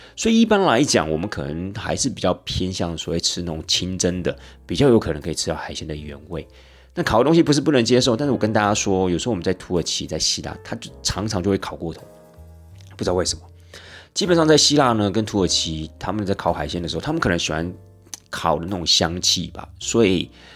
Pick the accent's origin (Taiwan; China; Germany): Taiwan; 我们台湾人基本上生活在这样的一个环境